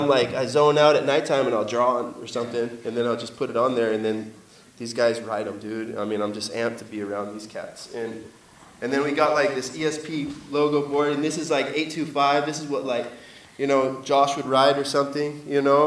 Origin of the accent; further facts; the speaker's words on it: Encinitas, California, United States; we're all from Encinitas